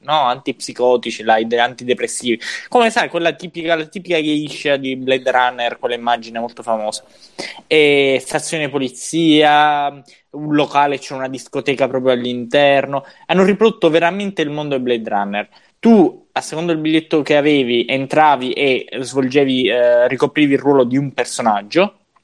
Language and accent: Italian; Sicily, Italy; dalle nostre parti in Sicilia